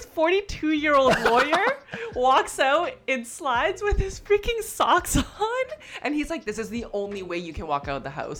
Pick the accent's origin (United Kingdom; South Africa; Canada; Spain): Canada; we're Canadian.